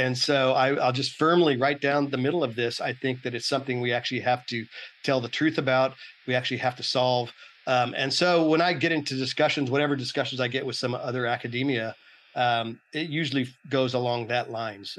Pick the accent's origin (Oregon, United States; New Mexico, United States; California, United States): California, United States; Oakland; I'm from Oakland, California originally